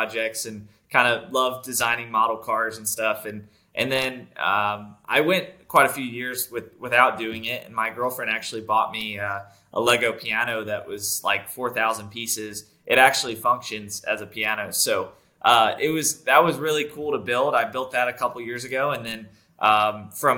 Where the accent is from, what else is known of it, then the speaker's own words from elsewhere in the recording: North Carolina, United States; I grew up in North Carolina